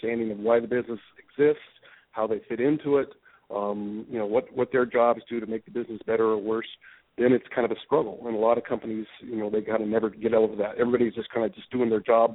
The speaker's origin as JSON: {"language": "English", "region": "Colorado", "country": "United States", "tie": "born or raised there", "also_born_or_lived": "Alaska", "moved": "yes", "lives_now": "Portland, United States", "said": "Grew up in Colorado, went to Alaska"}